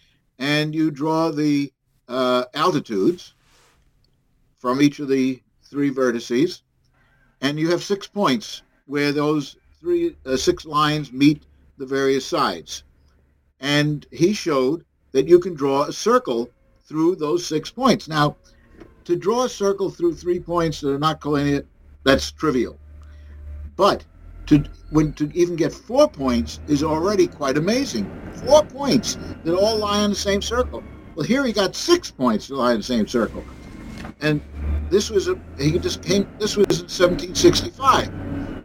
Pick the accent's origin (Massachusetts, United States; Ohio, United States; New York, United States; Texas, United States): New York, United States; New York City